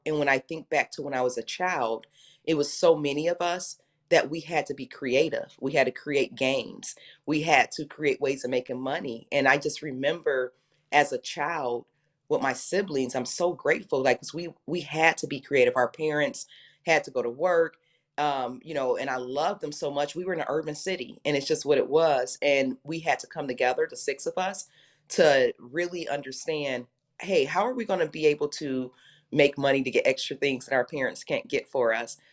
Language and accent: English; Detroit, Michigan, United States; I grew up in Detroit